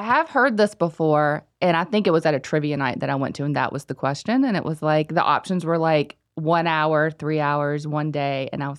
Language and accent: English; Shelby, North Carolina, United States; His name was Noel T. Manning, growing up in Shelby.